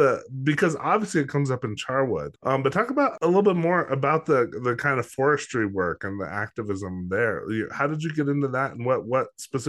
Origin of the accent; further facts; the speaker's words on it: Los Alamos, New Mexico, United States; Well, I'm in Albuquerque. I grew up in Los Alamos. So all northern New Mexico, central New Mexico.